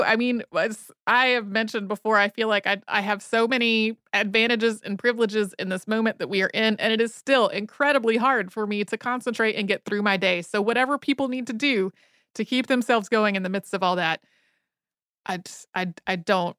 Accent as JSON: {"language": "English", "region": "Idaho", "country": "United States", "tie": "born or raised there", "said": "Growing up in Idaho, I was so blessed to have the ability to explore all the public, state, and federal land open and available to me."}